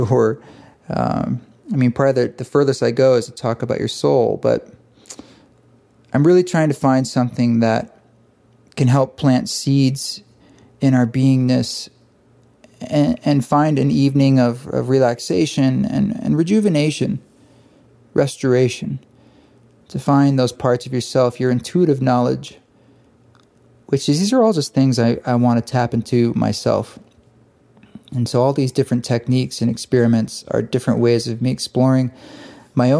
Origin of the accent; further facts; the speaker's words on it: Boulder, Utah, United States; we've got the East Forest Retreat in Southern Utah, in Boulder, Utah, which is my hometown.